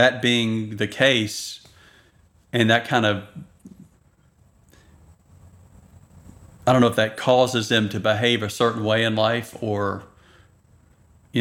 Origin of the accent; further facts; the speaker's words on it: the South, United States; I grew up with people in the South